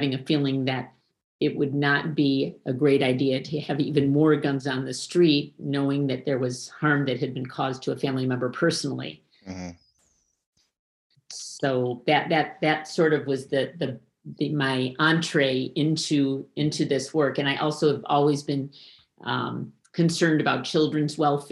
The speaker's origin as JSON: {"language": "English", "town": "Detroit", "region": "Michigan", "country": "United States", "also_born_or_lived": "Chicago area", "moved": "yes", "lives_now": "Minneapolis, United States", "said": "in the suburbs of Detroit, Michigan, where I'm originally from"}